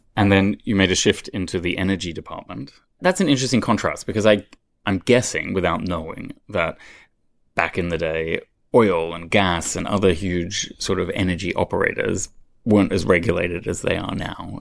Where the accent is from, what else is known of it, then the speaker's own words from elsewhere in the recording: Australia; moved away as an adult; I being an Australian